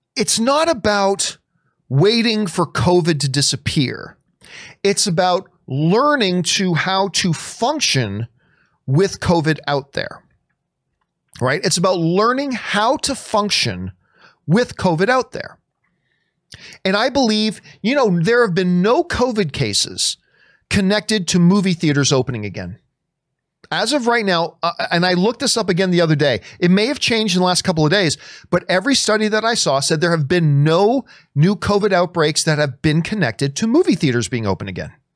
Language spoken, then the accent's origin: English; Canada; I'm Canadian